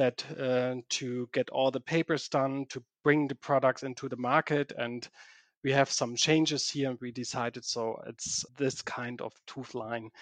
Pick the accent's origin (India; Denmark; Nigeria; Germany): Germany; English is a second language; I'm not from Switzerland too. So I'm from Germany